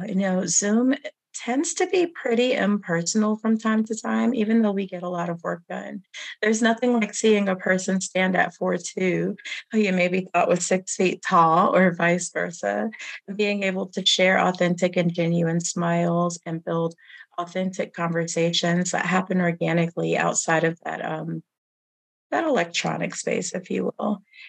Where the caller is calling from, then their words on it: North Carolina, United States; And I am tuning in from Guilford County, North Carolina, home to the Shara, the Kiawe, and several other tribes.